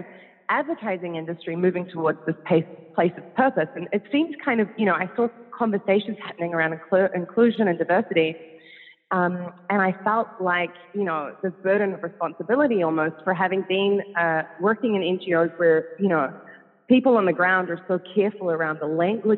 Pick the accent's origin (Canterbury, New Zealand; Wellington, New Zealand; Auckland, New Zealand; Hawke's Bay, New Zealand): Auckland, New Zealand; moved away as an adult; now in Netherlands; I'm a Kiwi. So I'm originally from New Zealand.